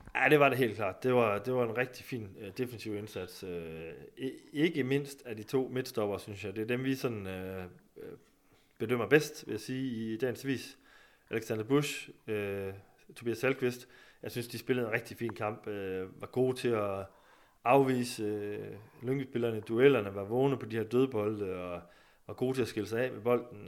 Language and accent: Danish; Skive, Central Denmark Region, Denmark; jeg kommer jo selv fra Skive